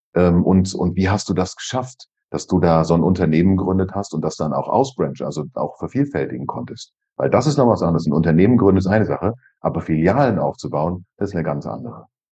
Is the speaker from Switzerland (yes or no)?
yes; Switzerland; bei uns in der Schweiz